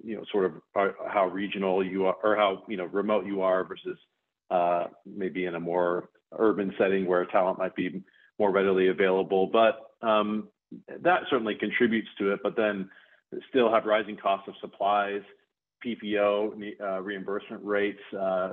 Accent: Bend, Oregon, United States; I grew up in Bend, Oregon

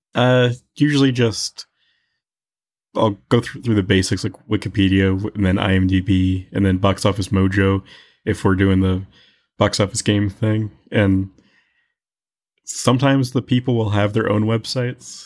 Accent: Tucson, Arizona, United States; born and raised in Tucson

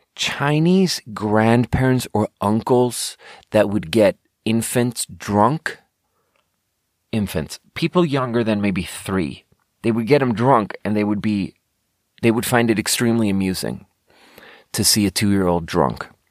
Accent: Sweden; growing up in Sweden

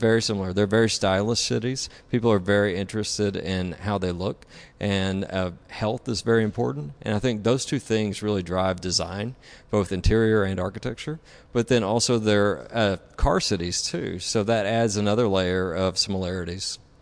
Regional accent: Tennessee, United States; moved away as an adult; now in Dallas, United States; I'm originally from Tennessee.

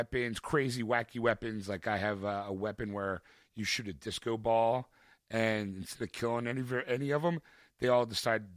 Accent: Philadelphia, Pennsylvania, United States; born or raised there

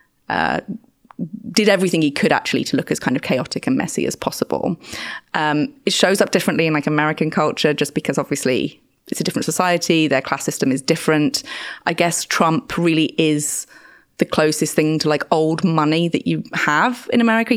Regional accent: Birmingham, West Midlands, United Kingdom; now in London, United Kingdom; where I grew up in Birmingham

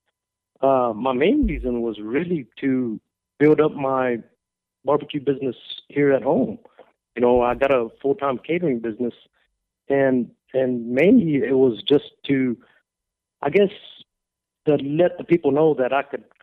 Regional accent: Texas, United States; born or raised there

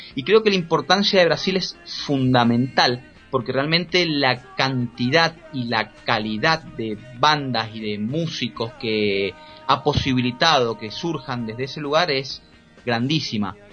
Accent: Argentina; en mi país, en Argentina

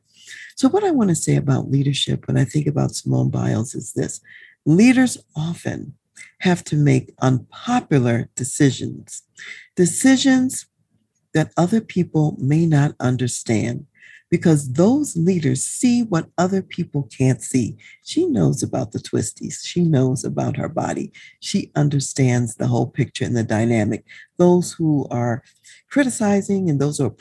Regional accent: United States; as an American and U.S. citizen

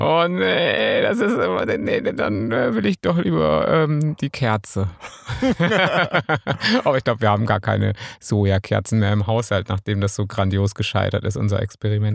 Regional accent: Münsterland, North Rhine-Westphalia, Germany; Ich bin Münsterländer

